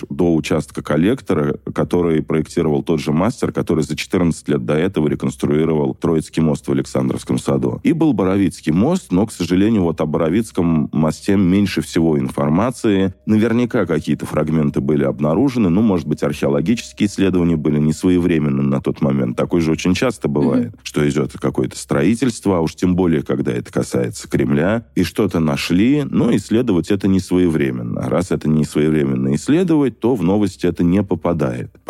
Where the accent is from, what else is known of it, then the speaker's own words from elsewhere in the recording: Moscow, Russia; Мы, москвичи, должны купаться в нашей главной столице